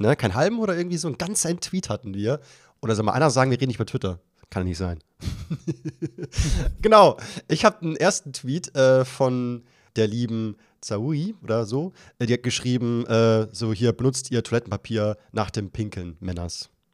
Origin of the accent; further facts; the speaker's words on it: Bavaria, Germany; ich als Bayer